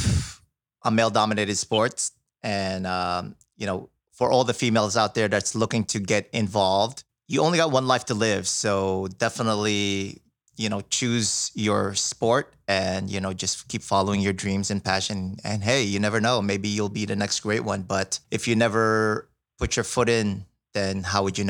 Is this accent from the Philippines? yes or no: yes; Philippines; I'm from the Philippine island